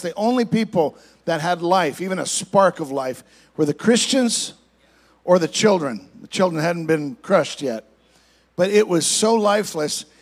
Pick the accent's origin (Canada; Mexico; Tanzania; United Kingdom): Canada; moved away as an adult; now in United States; I'm originally from Canada, I'm an American citizen as well, but, but I grew up in Canada, so I have a different perspective. Came down here when I was 21 years old